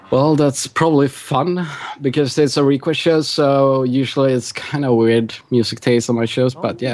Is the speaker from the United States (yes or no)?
no; Sweden; I'm very Swedish.